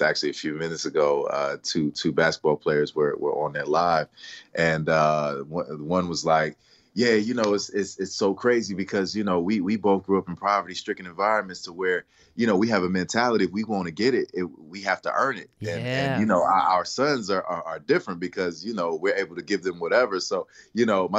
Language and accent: English; Willingboro, New Jersey, United States; also born or lived in Camden, New Jersey; now in Los Angeles, United States; I was raised in Willingboro, New Jersey, and I was born in Camden, New Jersey.